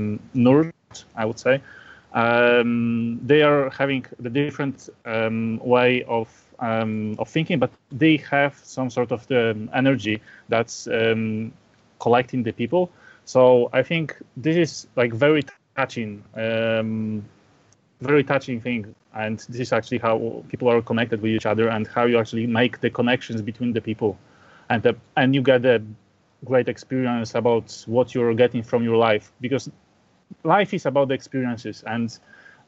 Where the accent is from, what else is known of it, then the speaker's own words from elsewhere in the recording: Poland; I'm from Poland.